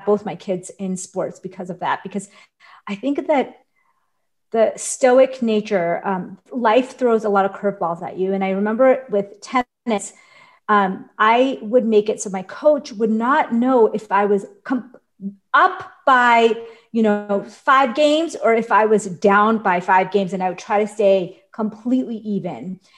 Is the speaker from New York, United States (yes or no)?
yes; New York, United States; I grew up in New York